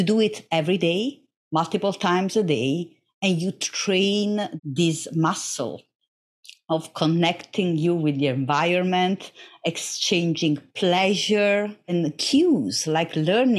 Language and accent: English; Naples, Campania, Italy; English is a second language; Oh, yes. Naples, I'm a proud Neapolitan. Naples is a rough city. It's a complex city, just like biology.